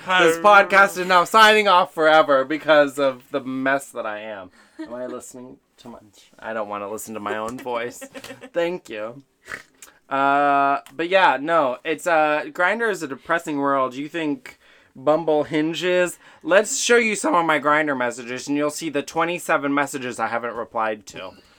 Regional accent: New York, United States; Okay, I'm from New York and we say vouch. Well, I'm not from New York. I'm. I'm bred of New York.

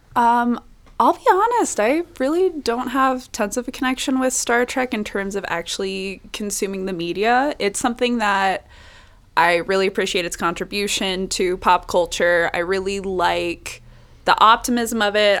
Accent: Las Vegas, Nevada, United States; I grew up in Las Vegas

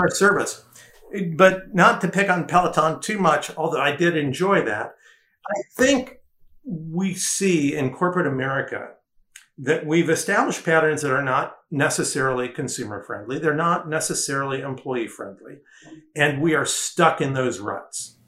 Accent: Detroit, Michigan, United States; moved away; also born or lived in New York; I grew up in in the Detroit area, and when I first went to design school in New York

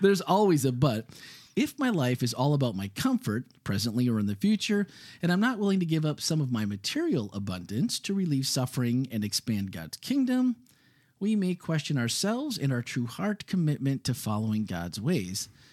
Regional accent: Midwest, United States; now in Florida, United States; growing up in the Midwest where you have a basement.

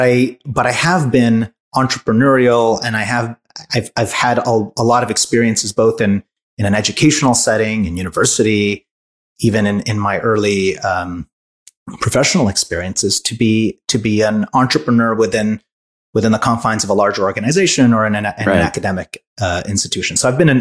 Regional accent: Hungary; also born or lived in France; now in United States; I was born in Hungary. Raised in Hungary, France, came to the US, went back to Hungary.

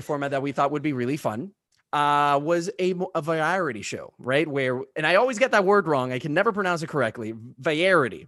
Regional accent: Puerto Rico; I grew up in Puerto Rico

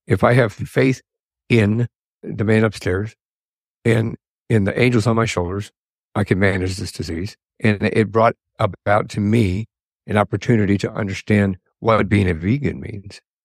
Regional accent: Colorado, United States; moved away as an adult; now in Arizona, United States; I grew up and lived in Colorado.

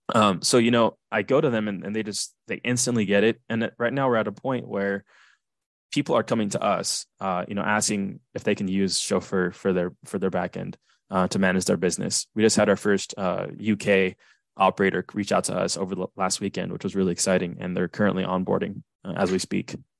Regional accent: Southern California, United States; I'm from Southern California

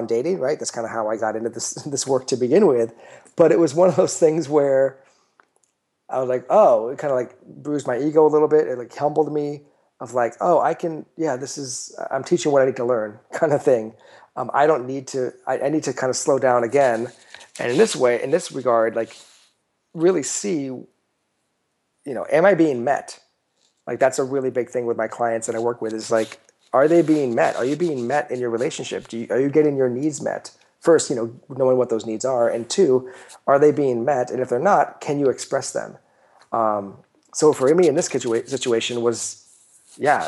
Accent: United States; I'm American.

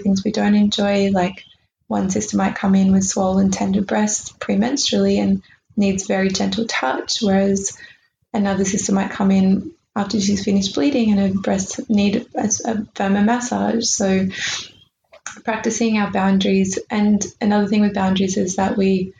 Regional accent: Australia; we're Australian

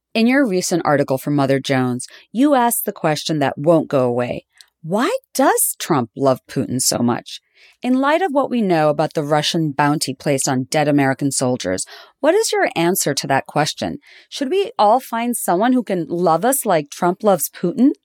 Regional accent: Bangladesh; I grew up in Bangladesh

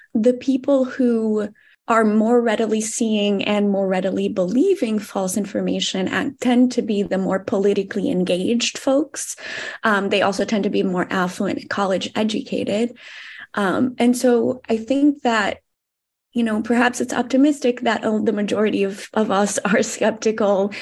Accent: Brazil; I'm also from Brazil

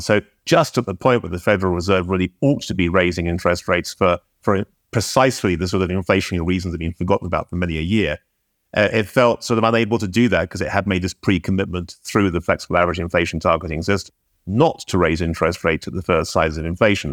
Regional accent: United Kingdom; I'm British

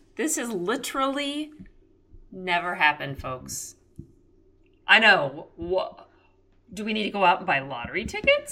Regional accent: Texas, United States; moved away; growing up in Texas

